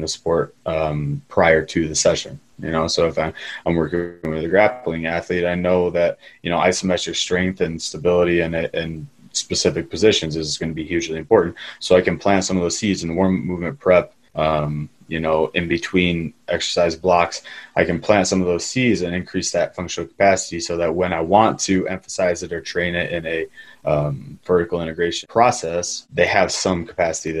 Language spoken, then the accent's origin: English; Midwest, United States; I'm born and bred in American football culture in the Midwest.